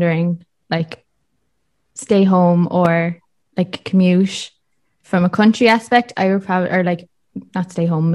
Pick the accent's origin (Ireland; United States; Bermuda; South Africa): Ireland; south Wexford, Leinster; I'm the bottom of Wexford.